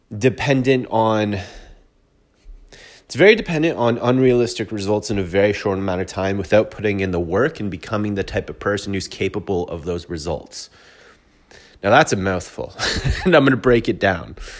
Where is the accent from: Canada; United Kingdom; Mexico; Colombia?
Canada; I'm a Canadian.